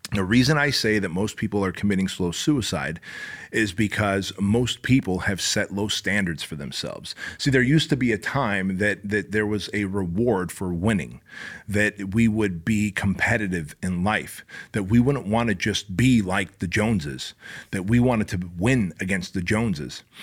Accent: Anaheim, California, United States; also born or lived in Armenia; we came from Armenia. We escaped communism. I was six years old. I grew up in my dad's tailor shop that he started this little tailor shop in Anaheim.

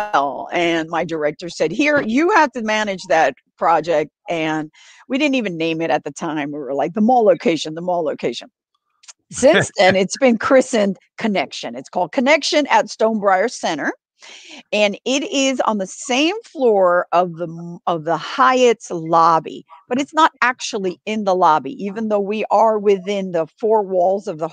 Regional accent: New York City, New York, United States; moved away; I grew up in New York City, and my branch library is the Tremont Branch Library in South Bronx

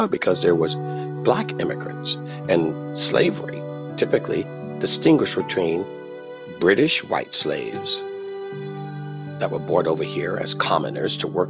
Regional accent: North Carolina, United States; North Carolina, my home state

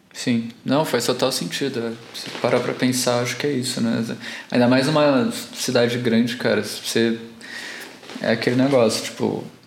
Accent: Santos, São Paulo, Brazil; also born or lived in Alphaville; now in São Paulo, Brazil; Eu também não sou de São Paulo, sou de Santos.

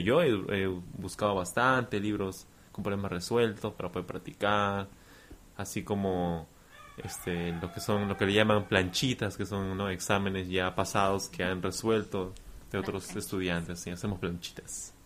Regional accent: Peru; yo soy de Perú

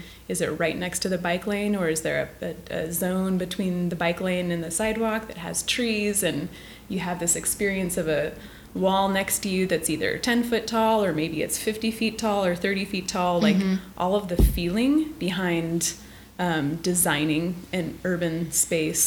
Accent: Madras, Oregon, United States; also born or lived in Portland, Oregon / Eugene, Oregon; I grew up here. I grew up in Madras on a farm

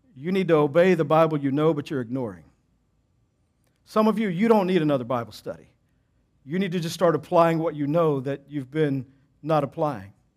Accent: Texas, United States; I grew up in Texas

